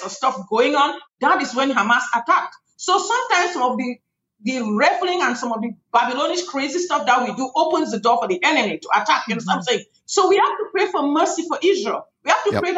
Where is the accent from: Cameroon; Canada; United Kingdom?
Cameroon; moved away; I come from Cameroon, West Africa. That's where I am from originally